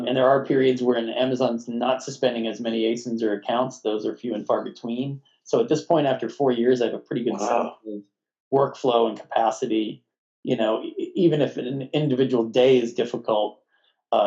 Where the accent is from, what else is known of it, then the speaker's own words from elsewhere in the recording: Northeast, United States; moved away as an adult; also born or lived in Brooklyn, New York; now in Massachusetts, United States; I'm from the Northeast. I always planned on moving back here to be closer to family